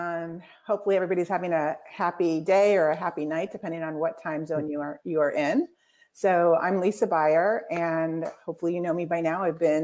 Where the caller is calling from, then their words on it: Celebration, Florida, United States; So welcome, Jabez, and I'm coming from Celebration, Florida.